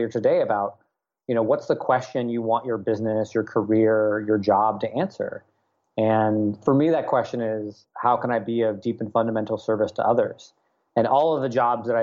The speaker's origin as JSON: {"language": "English", "town": "Nashville", "region": "Tennessee", "country": "United States", "tie": "born or raised there", "also_born_or_lived": "Washington, D.C. / Portland, Oregon", "moved": "as an adult", "said": "I grew up in Nashville, went to college at George Washington University"}